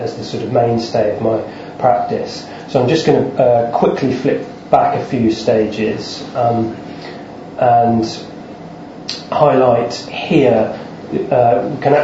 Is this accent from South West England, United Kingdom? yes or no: yes; Devon, South West England, United Kingdom; moved away as an adult; now in London, United Kingdom; I grew up in Devon, and I've lived the last 7-8 years in London.